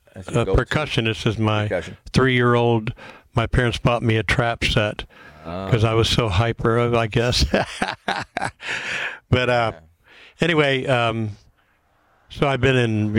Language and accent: English; Fort Lauderdale, Florida, United States; moved away; also born or lived in Redding, California; I grew up in Fort Lauderdale and been living in Redding, California for 20 years.